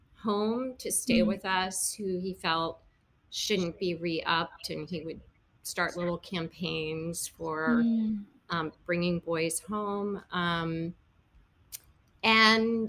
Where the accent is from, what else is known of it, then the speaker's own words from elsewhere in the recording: United States; I had a really lucky childhood in that I grew up on the Chesapeake Bay